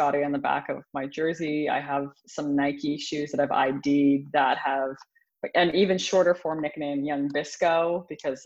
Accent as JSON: {"language": "English", "town": "Arnprior", "region": "Ontario", "country": "Canada", "tie": "born or raised there", "moved": "yes", "lives_now": "Toronto, Canada", "said": "I grew up outside of a very small town. The town is called Arnprior, and the village that I lived in is called Waba"}